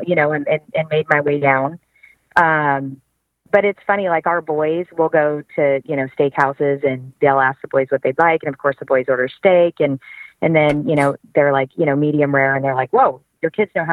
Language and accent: English; California, United States; So I grew up in California.